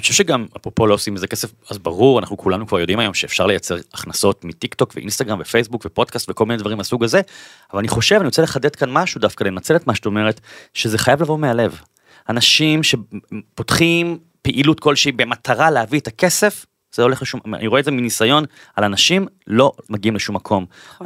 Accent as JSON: {"language": "Hebrew", "town": "Bat Yam", "region": "Tel Aviv District", "country": "Israel", "moved": "as an adult", "lives_now": "Tel Aviv, Israel", "said": "אני אה, גר בתל אביב מגיל 21, במקור אני מבת ים"}